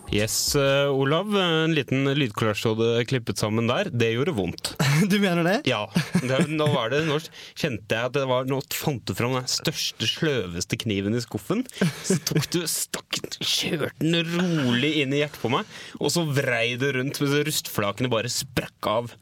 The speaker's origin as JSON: {"language": "Norwegian", "country": "Norway"}